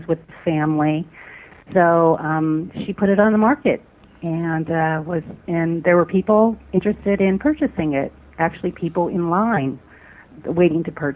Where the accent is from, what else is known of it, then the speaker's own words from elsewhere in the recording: Pennsylvania, United States; moved away as an adult; also born or lived in California high desert; now in California, United States; I'm actually from Pennsylvania